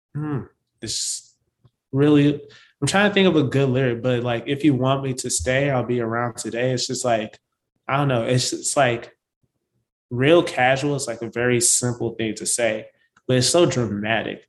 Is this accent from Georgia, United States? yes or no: no; St. Paul, Minnesota, United States; also born or lived in New Orleans; So St. Paul is where I was born and raised.